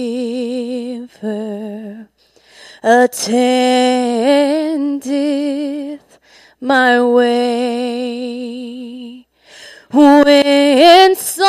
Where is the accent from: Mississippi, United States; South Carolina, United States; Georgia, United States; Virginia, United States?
Mississippi, United States; South; accent: South Mississippi; The accent is from South Mississippi.